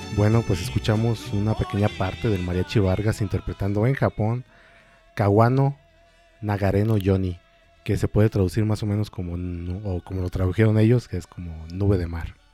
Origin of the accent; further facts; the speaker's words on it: Mexico; como mexicano